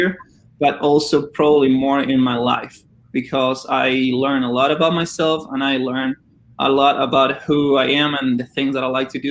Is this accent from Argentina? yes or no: yes; Argentina; English is a second language; moved away as an adult; also born or lived in Auburn, Alabama, United States; I am from Argentina.